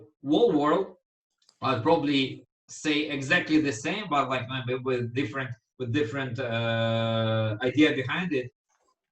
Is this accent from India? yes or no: no; Ukraine; I'm Ukrainian